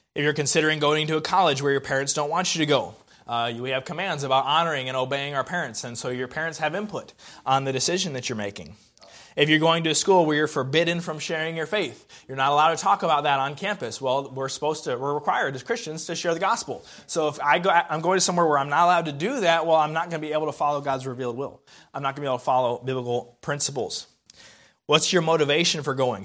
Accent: the South, United States; also born or lived in Indiana; I'm a Southerner.

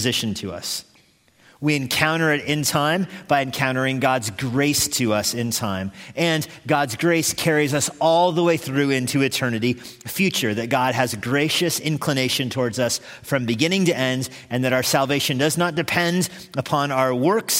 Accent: United States; I'm an American

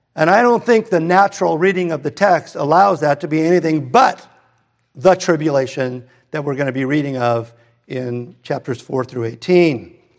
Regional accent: Redondo Beach, California, United States; we moved from Hermosa to Redondo, and my family didn't go to church.

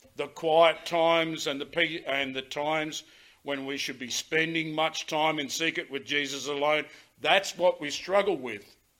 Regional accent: Australia; we as Australian citizens

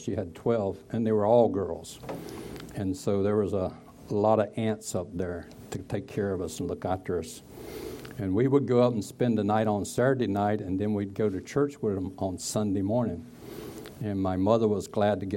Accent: Broadway, North Carolina, United States; I was born in North Carolina, Broadway, North Carolina, in 1950, May 10th

